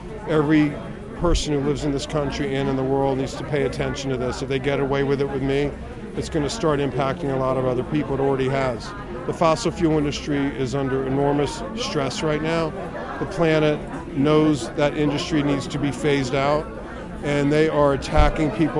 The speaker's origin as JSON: {"language": "English", "country": "United States", "also_born_or_lived": "Manhattan, New York", "said": "an American human rights lawyer"}